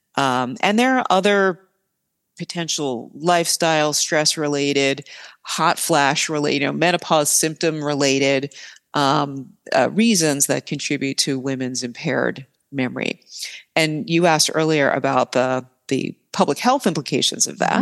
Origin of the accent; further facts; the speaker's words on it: northern New Jersey, United States; moved away as an adult; also born or lived in Pennsylvania / Baltimore, Maryland / Boston, Massachusetts; now in Milwaukee, United States; I'm originally from New Jersey, northern New Jersey, outside of New York City